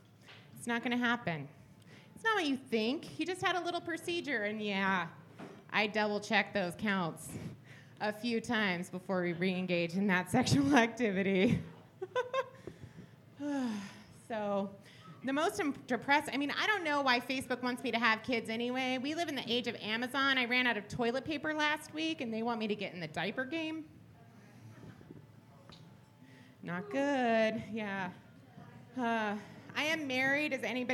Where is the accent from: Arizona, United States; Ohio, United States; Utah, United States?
Arizona, United States; Phoenix